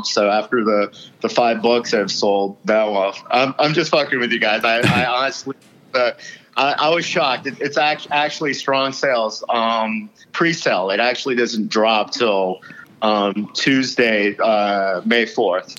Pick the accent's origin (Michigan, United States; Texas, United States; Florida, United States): Florida, United States; Dade County; born or raised there; also born or lived in Louisiana